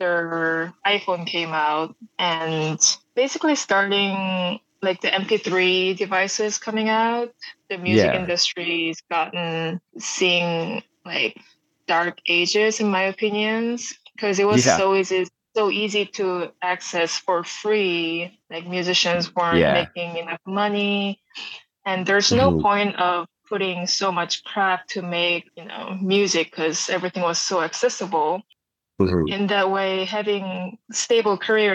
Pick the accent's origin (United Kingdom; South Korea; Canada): South Korea; moved away as an adult; now in United States; I grew up in South Korea, like countryside of Korea, and moved to the States in 2012, right after the college